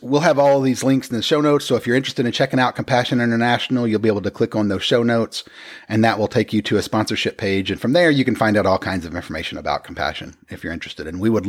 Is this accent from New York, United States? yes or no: no; Oklahoma, United States; also born or lived in Texas / Washington; But Oklahoma doesn't really count because we're from Oklahoma. So anytime you move back there, it doesn't count as...